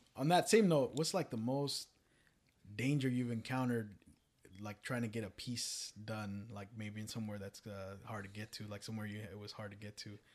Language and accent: English; Richmond, California, United States; I grew up, born and raised in Richmond